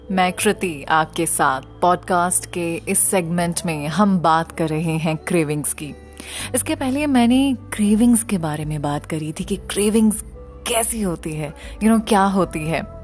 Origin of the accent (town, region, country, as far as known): India